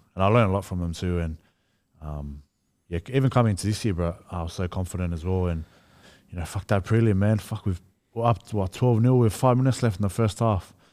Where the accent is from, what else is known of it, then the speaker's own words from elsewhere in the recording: Australia; I'm Australian as well, like, my mum's Australian